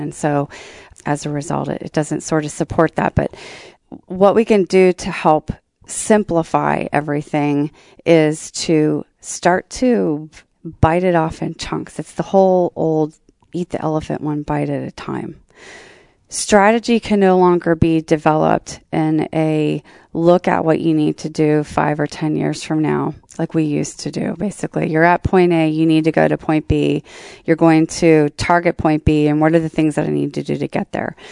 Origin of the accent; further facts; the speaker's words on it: Columbus, Ohio, United States; I was sad to leave my hometown was because my, my p, work personality did not necessarily f, sort of fit in very well into the Columbus work culture.